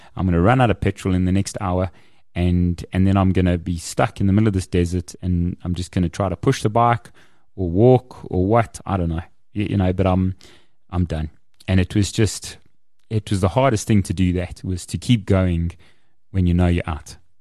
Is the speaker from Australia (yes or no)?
no; Kempton Park, Gauteng, South Africa; I grew up in Kempton.